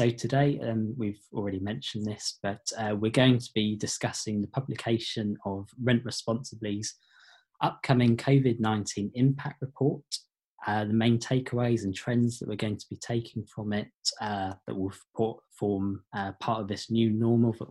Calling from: Cape Cod, Massachusetts, United States; I am on Cape Cod.

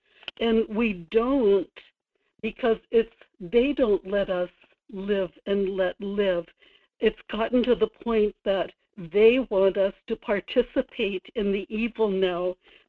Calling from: Kodiak, Alaska, United States; in Kodiak.

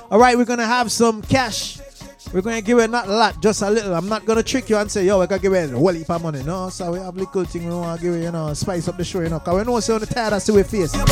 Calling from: Minnesota, United States; I'm calling from Minnesota.

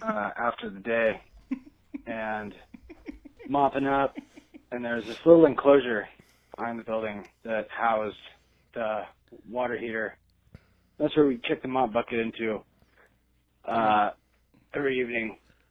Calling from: Oregon, United States; from Oregon.

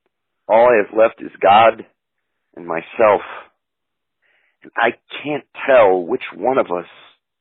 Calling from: Denver, Colorado, United States; I'm calling from Denver, Colorado.

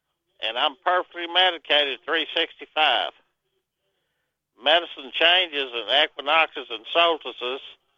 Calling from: Arkansas, United States; Southwest Arkansas.

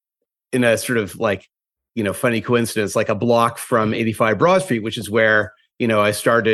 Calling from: New York, United States; I'm calling from the Upper West Side of Manhattan from my home office.

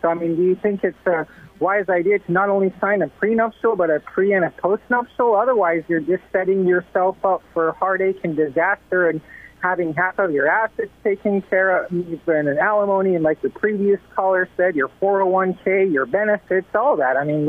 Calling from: Las Vegas, Nevada, United States; I called before. I'm from Las Vegas.

